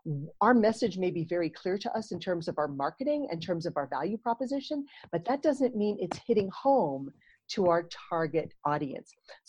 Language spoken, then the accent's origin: English; Texas, United States; moved away as an adult; also born or lived in Asia; So I grew up in Texas in the United States.